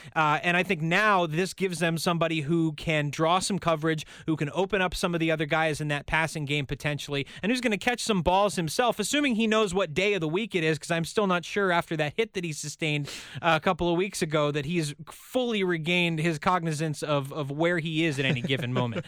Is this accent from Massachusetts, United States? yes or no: yes; Boston, Massachusetts, United States; now in Los Angeles, United States; my hometown team and my adopted hometown team